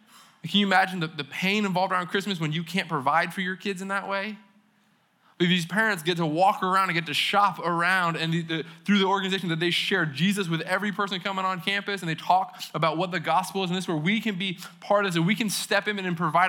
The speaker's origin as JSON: {"language": "English", "region": "New England", "country": "United States", "said": "I'm from New England"}